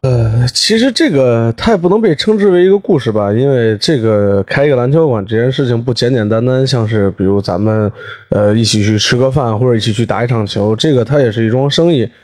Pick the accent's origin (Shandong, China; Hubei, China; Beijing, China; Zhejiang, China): Beijing, China; 还代表东城区参加过北京的比赛